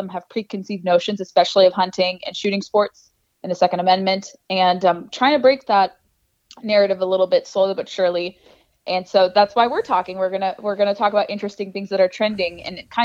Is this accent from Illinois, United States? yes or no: no; Southern California, United States; born or raised there; moved away as an adult; now in Washington, D.C., United States